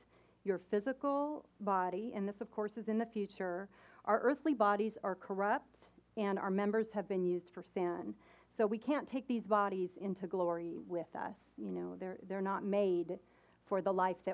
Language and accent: English; Seattle, Washington, United States; now in the South, United States; I'm from Seattle